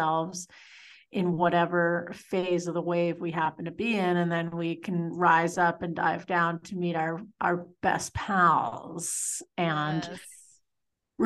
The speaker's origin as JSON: {"language": "English", "area": "north of Toronto", "region": "Ontario", "country": "Canada", "tie": "born or raised there", "moved": "yes", "said": "So I grew up in Ontario, just in the burbs, north of Toronto."}